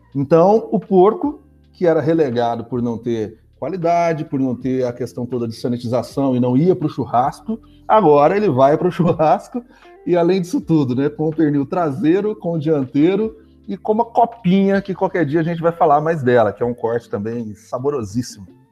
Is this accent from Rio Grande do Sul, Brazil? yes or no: no; Machado, Minas Gerais, Brazil; sou muito mineiro, mineiro, machadense